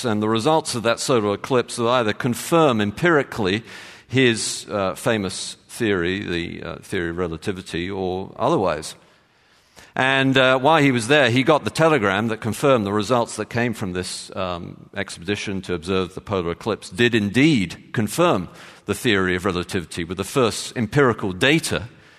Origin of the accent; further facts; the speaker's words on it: Texas, United States; born there; as you can tell from my accent, I was born in Texas.